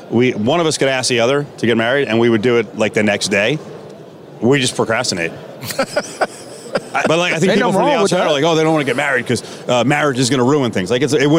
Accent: Jersey Shore, New Jersey, United States; So I'm actually from Jersey and the Jersey Shore

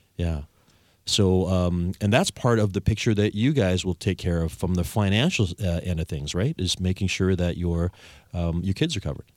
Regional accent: Victoria, British Columbia, Canada; I'm the only Victorian born and raised

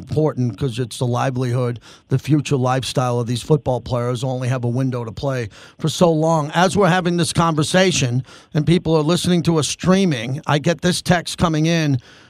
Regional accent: Long Island, New York, United States; moved away; also born or lived in western United States; I'm from Long Island. I lived out west for more years than I lived back east.

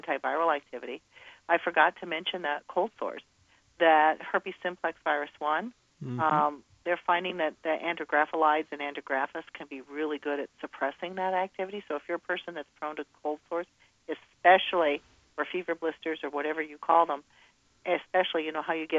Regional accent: Midwest, United States; I'm from the Midwest

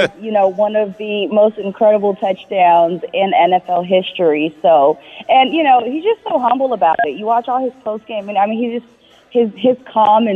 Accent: California, United States; now in Las Vegas, United States; I'm from California

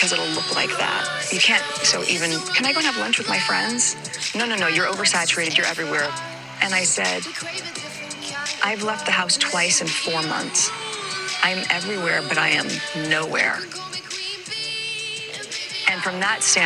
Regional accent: United States; moved away; my being American

